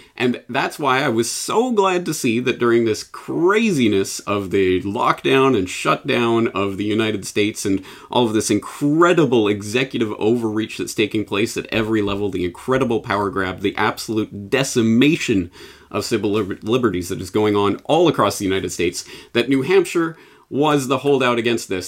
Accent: Canada; now in Japan; I'm Canadian in Japan

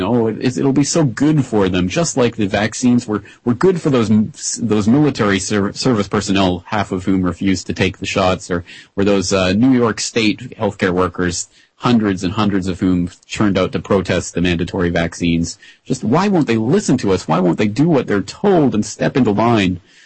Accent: Calgary, Alberta, Canada; Calgary, my hometown in Canada

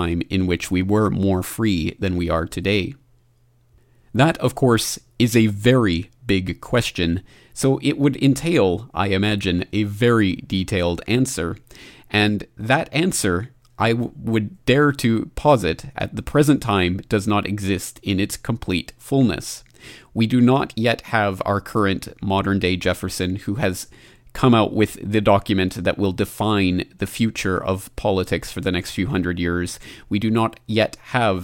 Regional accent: Canada; my home country of Canada

